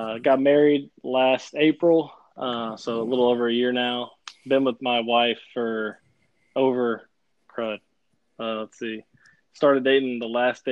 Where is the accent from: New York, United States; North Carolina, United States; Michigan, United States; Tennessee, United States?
Tennessee, United States; Brentwood; I grew up in Brentwood, Tennessee.